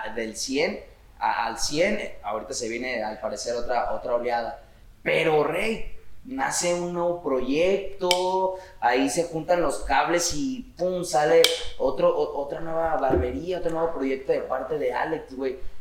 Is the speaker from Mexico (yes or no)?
yes; Guadalajara, Jalisco, Mexico; venimos del barrio, o sea, venimos del barrio. Oblatos. Oblatos Hills